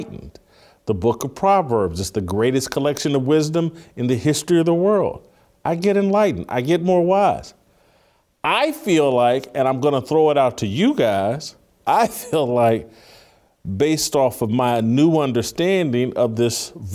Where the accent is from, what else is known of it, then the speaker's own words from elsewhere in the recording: Indiana, United States; my home state of Indiana